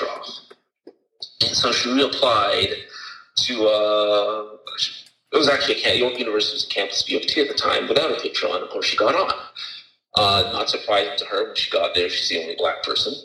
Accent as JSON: {"language": "English", "town": "Toronto", "region": "Ontario", "country": "Canada", "tie": "born or raised there", "said": "I was born in Toronto in 1900"}